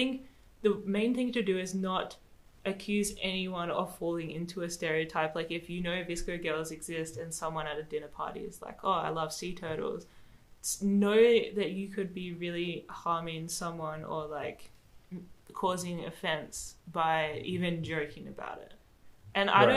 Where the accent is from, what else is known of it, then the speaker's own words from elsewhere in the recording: Australia; accent: Australian; moved away; also born or lived in Madagascar; I spoke how I was brought up to speak in Australia